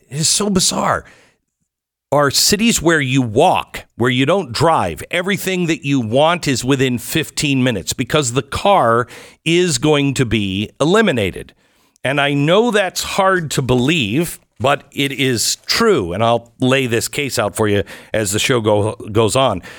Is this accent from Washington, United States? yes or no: yes; Seattle, Washington, United States; now in Texas, United States; growing up in Seattle.